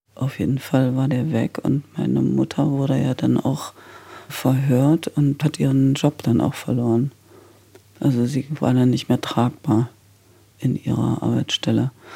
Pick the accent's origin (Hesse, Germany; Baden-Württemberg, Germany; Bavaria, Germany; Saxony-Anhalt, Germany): Saxony-Anhalt, Germany; Halle; Ich wollte jetzt nach Halle zurück, weil das war ja meine Heimatstadt.